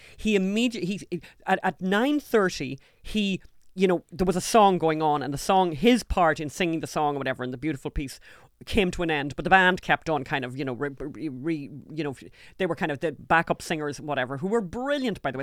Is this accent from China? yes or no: no; Ulster, Ireland; I'm from Ulster.